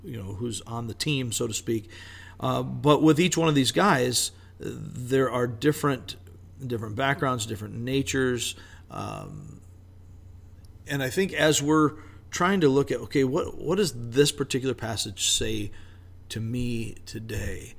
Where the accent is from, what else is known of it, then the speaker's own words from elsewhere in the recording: United States; I'm an American guy